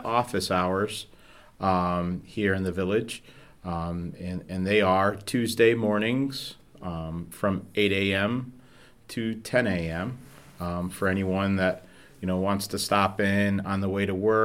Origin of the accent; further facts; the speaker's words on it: Manlius, New York, United States; I grew up here in Manlius, just outside of the village on Brickyard Falls Road